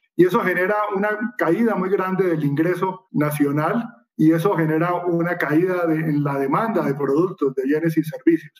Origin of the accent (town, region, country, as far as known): Colombia